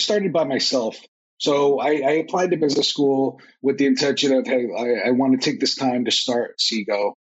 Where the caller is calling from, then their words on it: New Jersey, United States; I'm calling in from northern New Jersey, where it's not as warm as Austin is.